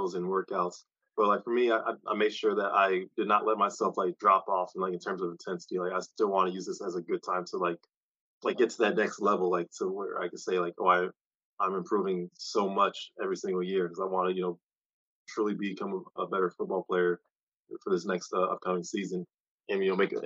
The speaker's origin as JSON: {"language": "English", "town": "Kansas City", "country": "United States", "said": "I'm from Kansas City."}